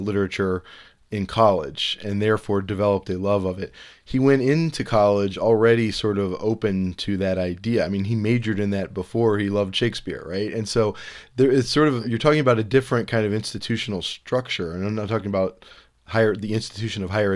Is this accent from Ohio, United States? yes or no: yes; Cleveland, Ohio, United States; I grew up in Cleveland